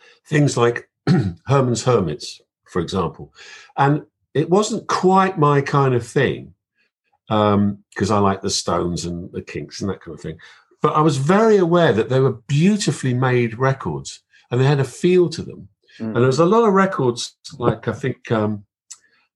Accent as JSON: {"language": "English", "region": "London", "country": "United Kingdom", "tie": "born or raised there", "said": "growing up in London"}